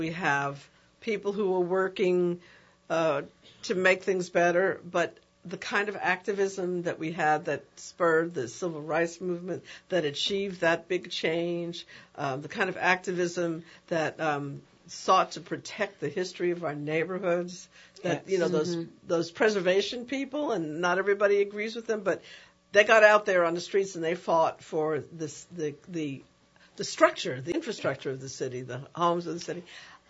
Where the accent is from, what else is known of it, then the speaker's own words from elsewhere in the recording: New York, United States; now in New Orleans, United States; I'm from New York, and New York is a powerful place